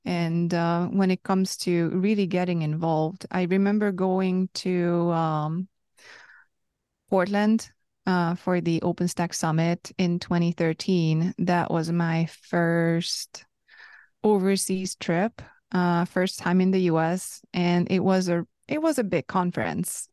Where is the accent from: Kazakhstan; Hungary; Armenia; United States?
Hungary; first language Hungarian; English is a second language; I'm from Hungary, so that's my first language